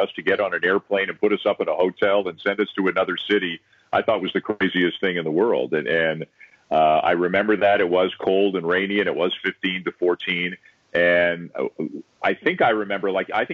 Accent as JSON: {"language": "English", "town": "Toronto", "region": "Ontario", "country": "Canada", "tie": "born or raised there", "said": "I've always lived in Toronto and never moved"}